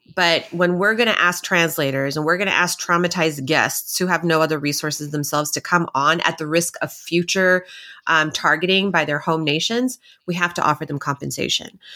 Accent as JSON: {"language": "English", "region": "Texas", "country": "United States", "said": "I'm from Texas"}